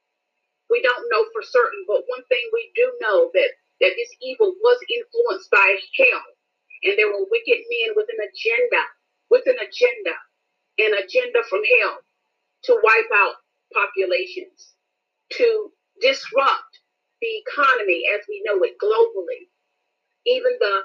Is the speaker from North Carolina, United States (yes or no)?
yes; North Carolina, United States; I'm from North Carolina